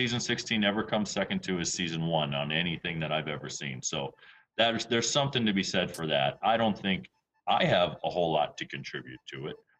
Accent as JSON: {"language": "English", "town": "Waukesha", "region": "Wisconsin", "country": "United States", "tie": "born or raised there", "said": "I was born in Waukesha."}